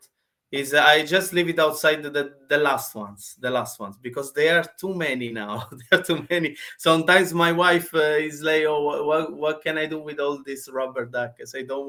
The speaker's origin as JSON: {"language": "English", "region": "Sicily", "country": "Italy", "second_language": "English", "moved": "as an adult", "lives_now": "London, United Kingdom", "said": "I'm from Italy, I'm from Sicily. In Sicily, South Italy."}